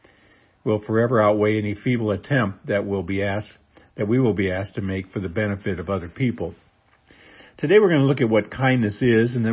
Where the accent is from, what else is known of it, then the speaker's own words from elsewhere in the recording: Seward, Nebraska, United States; moved away; Seward, Nebraska, my hometown